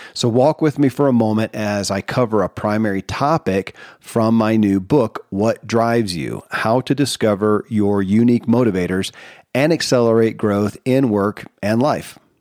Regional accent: Kentucky, United States; born or raised there

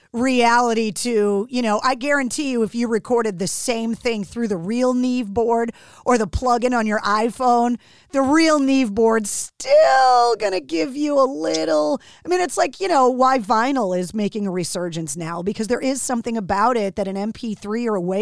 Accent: Northeast, United States; growing up on the East Coast, it took me traveling to the West Coast to understand why your music sounded the way that it did.

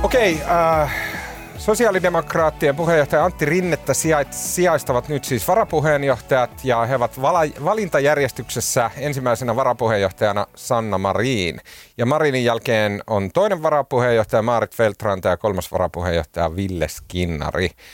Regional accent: Oulu, North Ostrobothnia, Finland; accent: Oulu dialect; now in Helsinki, Finland; Mä oon käynyt joululoman aikana Oulussa, mistä johtuen mun murre on palautunut entiseen huonoon

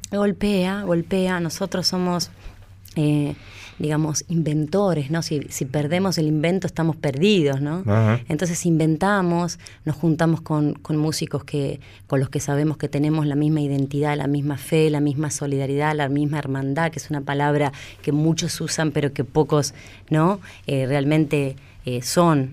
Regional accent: Tierra del Fuego, Argentina; moved away as an adult; yo soy fueguina

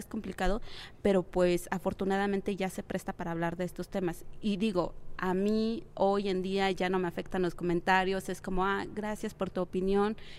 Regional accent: Mexico; mi propio país

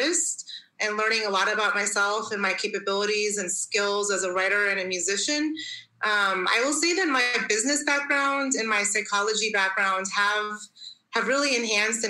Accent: Tacoma, Washington, United States; moved away as an adult; now in Switzerland; So I was born and raised in Tacoma, Washington, which is in the northwest corner of the United States.

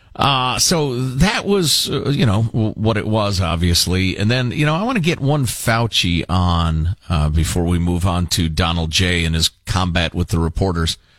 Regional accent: Chicago, Illinois, United States; now in California, United States; I'm from Chicago, where I grew up

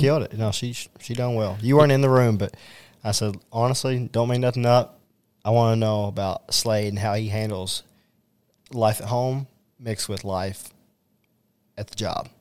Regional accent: Owensboro, Kentucky, United States; my hometown of Owensboro

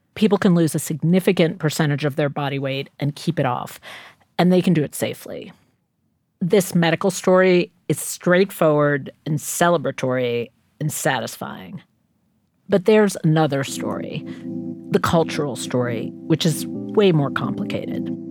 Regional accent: New York City, New York, United States; I grew up in Queens

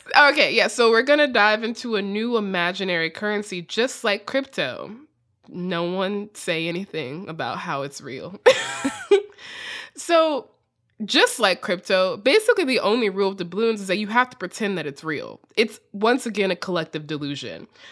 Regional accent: United States; accent: extremely American; my extremely American accent

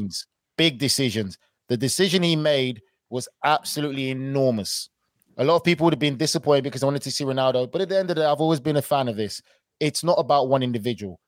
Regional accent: United Kingdom; being British

